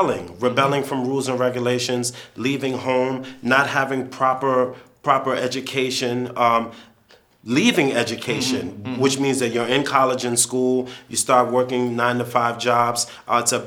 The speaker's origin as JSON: {"language": "English", "country": "United States", "said": "I'm American"}